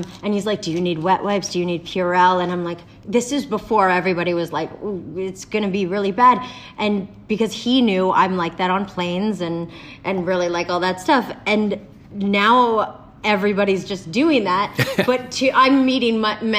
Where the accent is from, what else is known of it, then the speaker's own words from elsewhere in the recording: Canada; now in Los Angeles, United States; I'm Canadian and I'm an actor